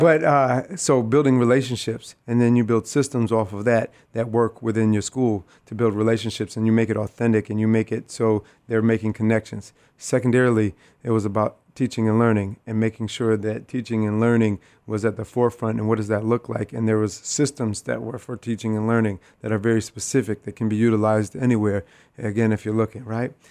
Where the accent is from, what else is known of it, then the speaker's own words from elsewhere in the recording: Rochester, New York, United States; I am born and raised here in Rochester, New York, uh, right from the east side of the city